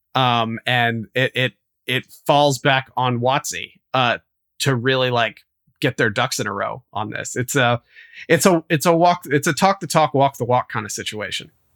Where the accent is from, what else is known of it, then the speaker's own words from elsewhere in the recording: West Virginia, United States; I grew up in West Virginia